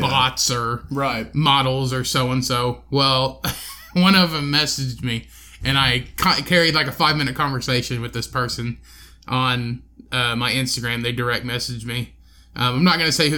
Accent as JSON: {"language": "English", "region": "Indiana", "country": "United States", "said": "where are you from? And I said, well, Indiana"}